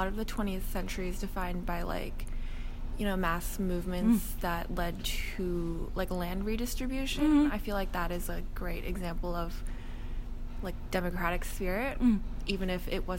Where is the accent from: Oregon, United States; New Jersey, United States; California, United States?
California, United States; South Bay; I come from the South Bay